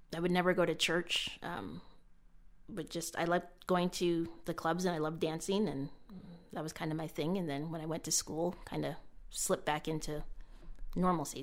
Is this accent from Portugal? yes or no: no; Canada; was born and raised in Canada